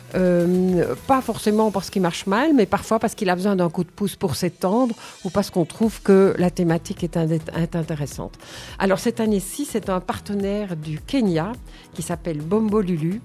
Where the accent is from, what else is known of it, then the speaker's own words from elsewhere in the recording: Nivelles, Wallonia, Belgium; also born or lived in Bornival; je suis nivelloise depuis toujours. Euh, j'habite Bornival depuis 40 ans.